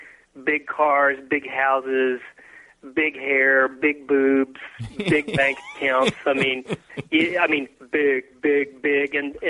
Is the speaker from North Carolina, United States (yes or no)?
yes; North Carolina, United States; moved away as an adult; also born or lived in Cary, North Carolina; now in Dallas, United States; I moved here when I was 25 years old, out of law school, and I grew up in North Carolina, which is very much the South